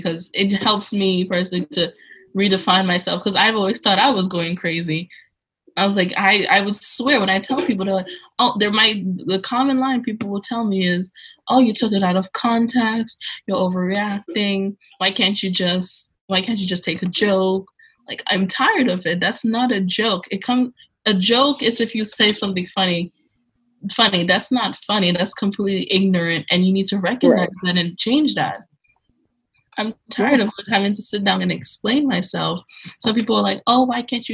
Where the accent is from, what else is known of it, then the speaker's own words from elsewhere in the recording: New York City, New York, United States; I'm from New York City, by the way. I live in Brooklyn.